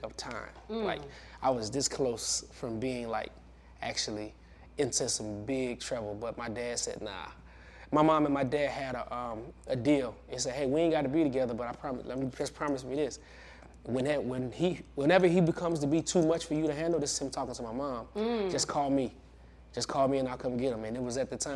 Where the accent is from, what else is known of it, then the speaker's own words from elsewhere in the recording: Benton Harbor, Michigan, United States; Yeah, I'm from Benton Harbor, Michigan. Small town, man. You know, rough town for sure. I feel like, you know, Benton Harbor really molded me, shaped me into the man I am today. Honestly, man, just growing up in Benton Harbor